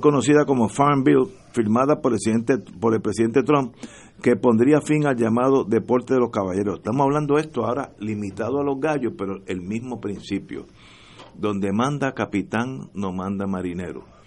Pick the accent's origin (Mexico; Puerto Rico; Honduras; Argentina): Puerto Rico; Yo soy puertorriqueño y moriré en Puerto Rico.